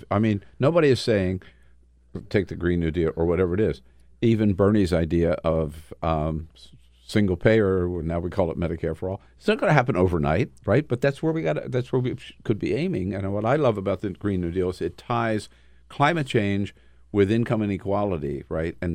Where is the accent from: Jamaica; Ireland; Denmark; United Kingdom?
Jamaica; Of course I did. I'm from Jamaica.